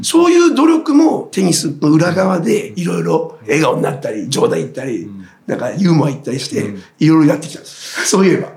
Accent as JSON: {"language": "Japanese", "region": "Tochigi", "country": "Japan", "tie": "born or raised there", "moved": "as an adult", "lives_now": "Yokohama, Japan", "said": "地元が栃木で、はい、もう早く家を出たかったです"}